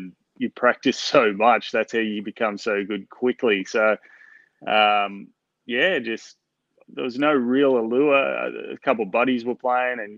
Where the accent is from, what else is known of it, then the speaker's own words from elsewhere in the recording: Newcastle, New South Wales, Australia; accent: Australian; also born or lived in Melbourne; I was born in Melbourne, but I'm pretty much a Novocastrian. I grew up in Newcastle